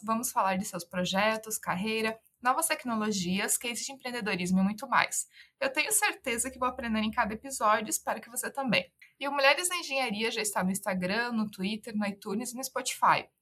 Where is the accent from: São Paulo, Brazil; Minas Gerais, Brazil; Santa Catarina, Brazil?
Santa Catarina, Brazil; Eu sou catarinense também, né? E é, conheço muito Pomerode, é muito pertinho da cidade, da minha cidade natal